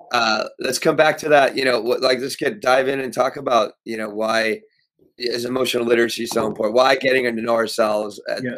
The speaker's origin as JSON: {"language": "English", "region": "Pennsylvania", "country": "United States", "tie": "born or raised there", "also_born_or_lived": "New York", "said": "I was raised in Pennsylvania in this house I'm in right now"}